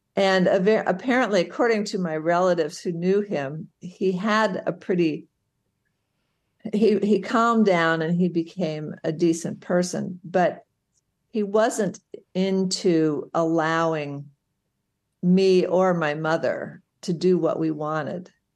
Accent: St. Louis, Missouri, United States; I grew up in Saint Louis, Missouri

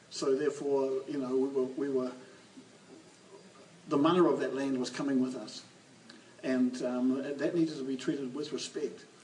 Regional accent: New Zealand; young Pakeha boy, it was like a initiation ritual into a, into a quite a different sense of yourself as a New Zealander.

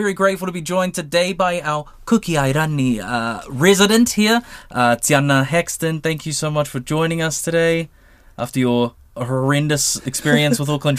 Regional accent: Savai'i, Samoa; It's one of those special things, I think, for like me as being a Samoan, we're from Savai, which is, I suppose, in the same experience, but maybe a little more for Savai is less westernized than Oporu.

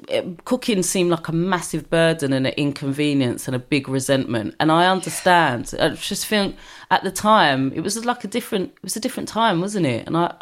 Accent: Brixton, London, United Kingdom; But I think I was lucky that I grew up in Brixton, where at the time predominantly black area.

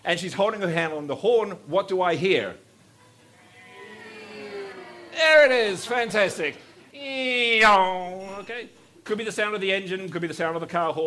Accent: New Zealand; I was born in New Zealand.

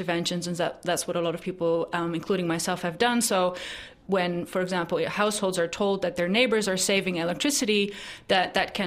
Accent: Netherlands; moved away; my home country in the Netherlands

